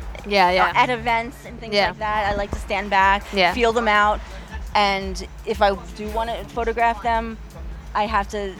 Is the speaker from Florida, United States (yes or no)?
no; Long Island, New York, United States; Long Island, born and raised